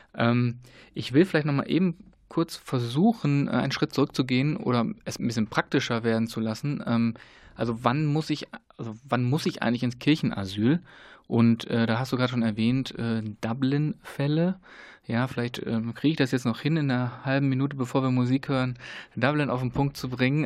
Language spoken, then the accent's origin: German; Germany; wir als Deutsche, Deutschland